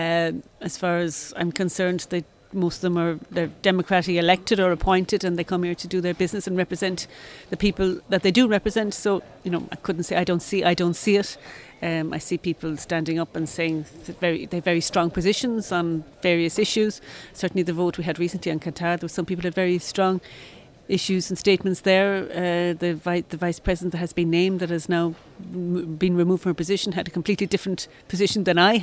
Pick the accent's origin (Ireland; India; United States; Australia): Ireland; As an Irish coming from the Irish representative community